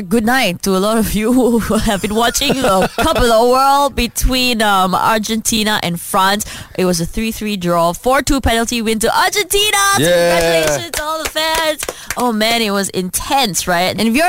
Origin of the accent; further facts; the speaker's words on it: Malaysia; it's so beautiful being Malaysian.